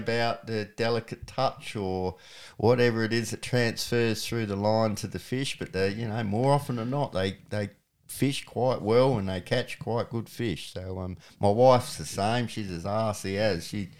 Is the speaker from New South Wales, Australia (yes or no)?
no; Benalla, Victoria, Australia; born there; Well, as I said, I was born in Benalla, which is on the Broken River, which is one of the best cod fisheries in Australia.